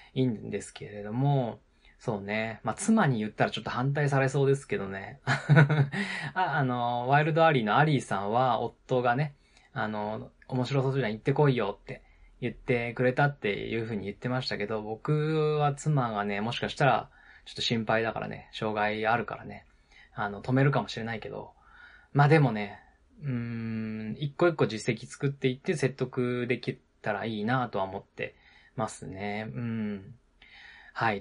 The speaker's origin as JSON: {"language": "Japanese", "region": "Nagano", "country": "Japan", "tie": "born or raised there", "moved": "yes", "said": "その当時ね、あの、地元の長野県に住んでたので"}